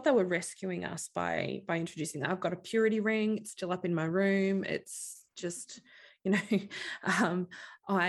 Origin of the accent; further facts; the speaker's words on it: Australia; being Australian and living along the coast